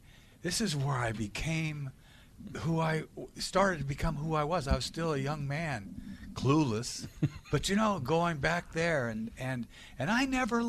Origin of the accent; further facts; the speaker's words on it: Boston, Massachusetts, United States; I'm a New Englander. You know what I mean? I'm a Bostonian.